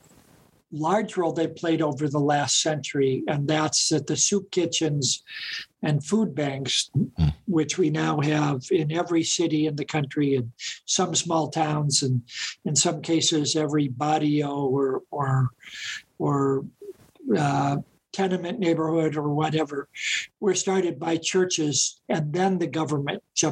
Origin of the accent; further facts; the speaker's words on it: Gary, Indiana, United States; where I grew up in Gary, Indiana